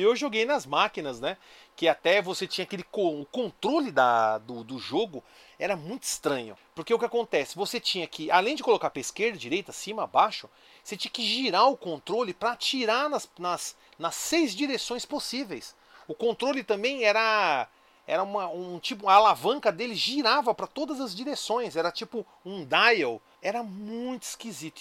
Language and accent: Portuguese; São Caetano do Sul, São Paulo, Brazil; born or raised there